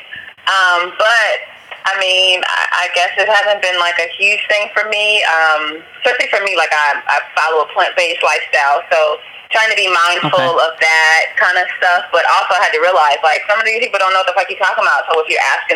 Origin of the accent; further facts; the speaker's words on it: Los Angeles, California, United States; moved away as an adult; also born or lived in Mexico; now in Da Nang, Vietnam; I'm from South Central